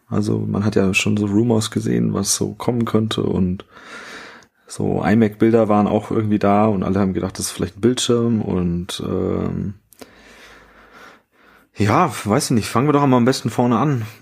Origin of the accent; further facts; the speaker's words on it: Bavaria, Germany; Also ich als Bayer würde sagen, lila blassblau kariert.